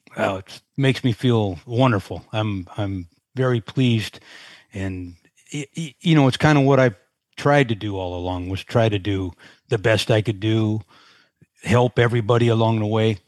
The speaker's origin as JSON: {"language": "English", "town": "Sunnyvale", "region": "California", "country": "United States", "tie": "born or raised there", "moved": "as an adult", "lives_now": "Carlsbad, United States", "said": "Sunnyvale, to be exact, is where I grew up"}